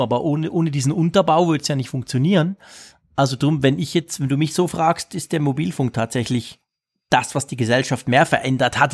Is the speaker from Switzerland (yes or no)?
yes; Switzerland; bei uns in der Schweiz